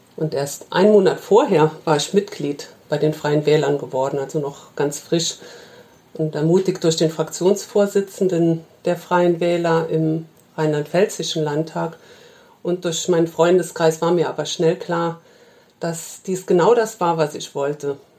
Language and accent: German; Oberkail, Rhineland-Palatinate, Germany; zur ersten weiblichen Ortsbürgermeisterin in meinem Heimatort Oberkeil gewählt wurde.